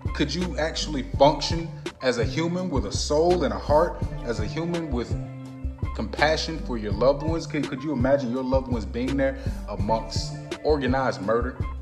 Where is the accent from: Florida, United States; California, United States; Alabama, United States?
Florida, United States; Orlando; also born or lived in Plant City, Florida; I'm from Plant City. Like I'm, I'm from Orlando, but I, I was born in, in America